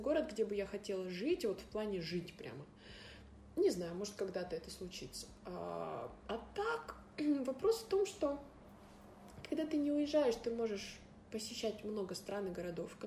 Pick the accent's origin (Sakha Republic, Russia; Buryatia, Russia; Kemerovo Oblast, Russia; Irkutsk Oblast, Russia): Irkutsk Oblast, Russia; Irkutsk; я из Иркутска